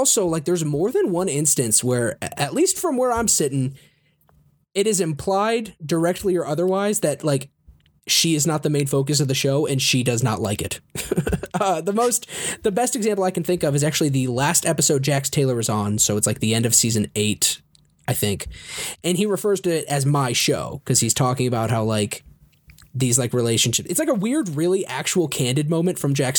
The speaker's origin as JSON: {"language": "English", "country": "United Kingdom", "said": "I like the part where you made fun of me for being British."}